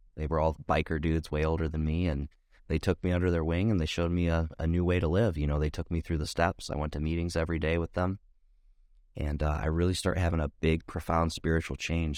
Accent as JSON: {"language": "English", "region": "Ohio", "country": "United States", "tie": "born or raised there"}